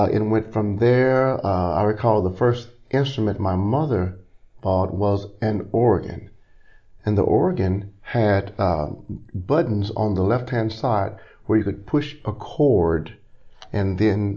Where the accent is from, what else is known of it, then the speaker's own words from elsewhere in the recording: Little Rock, Arkansas, United States; also born or lived in Beedeville, Arkansas; I was raised in Little Rock. I'm a product of the Arkansas school system